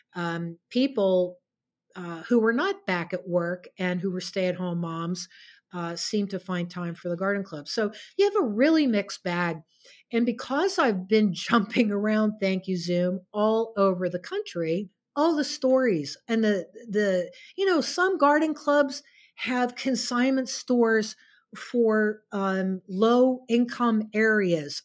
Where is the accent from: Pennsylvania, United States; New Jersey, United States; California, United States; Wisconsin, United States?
Pennsylvania, United States; outside of Pittsburgh; also born or lived in New York City / Connecticut; now in Vienna, Virginia, United States; I was born and raised outside of Pittsburgh, Pennsylvania